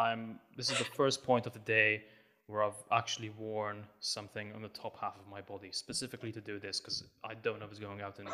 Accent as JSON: {"language": "English", "country": "Malta", "said": "I am Maltese from Malta."}